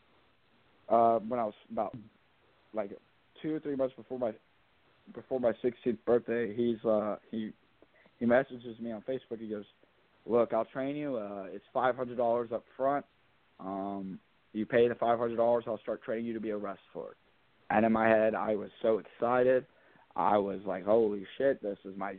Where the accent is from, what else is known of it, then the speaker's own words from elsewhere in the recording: Spencer, Indiana, United States; my hometown of Spencer